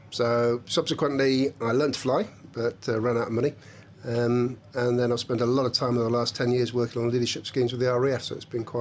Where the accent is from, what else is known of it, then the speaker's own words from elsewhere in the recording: India; also born or lived in Coventry, United Kingdom; Uh, I was born in Coventry, didn't work hard enough at school. Then I was brought up in India, came back